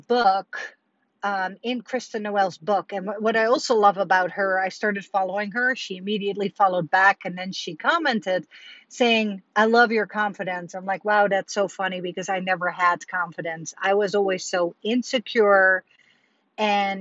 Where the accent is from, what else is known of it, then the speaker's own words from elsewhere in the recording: Netherlands; moved away; I remember every Sunday growing up in Holland